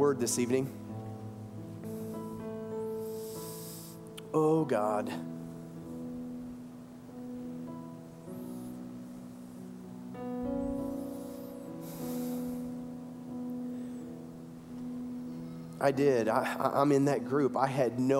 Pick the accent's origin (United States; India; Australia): United States; the South; we come from the South, we had mammy and pappy